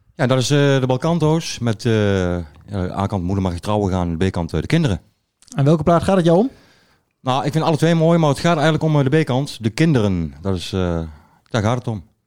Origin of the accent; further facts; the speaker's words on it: Achterhoek, Gelderland, Netherlands; bij ons in de Achterhoek